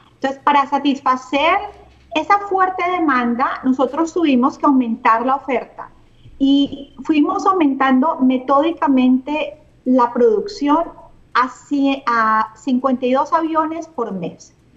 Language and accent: Spanish; Cali, Valle del Cauca, Colombia; moved away as an adult; also born or lived in Barranquilla, Colombia / Canada; soy caleña. Eh, crecí en Cali, terminé mis estudios